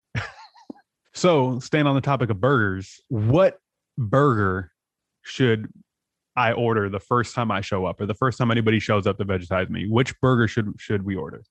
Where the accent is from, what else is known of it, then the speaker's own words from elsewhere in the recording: San Diego, California, United States; I'm from San Diego, so I was in Tijuana all the time.